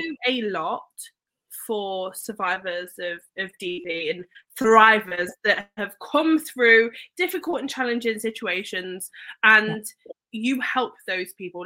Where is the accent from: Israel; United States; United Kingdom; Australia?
United Kingdom; Leicester, East Midlands; moved away; I grew up in Leicester